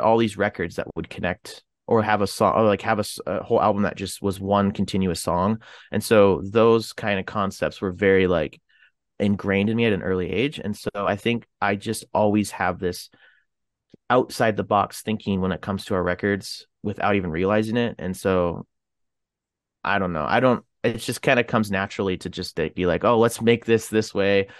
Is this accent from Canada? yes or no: yes; Canada; I'm from Canada